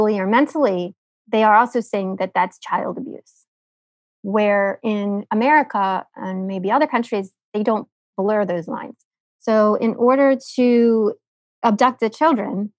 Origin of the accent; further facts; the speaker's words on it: United States; I'm American